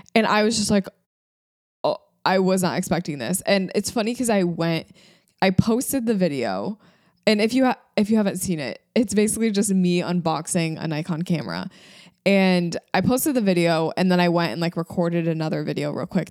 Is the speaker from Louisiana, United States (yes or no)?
no; Michigan, United States; moved away as an adult; also born or lived in New York; I was living in New York, but I was from Michigan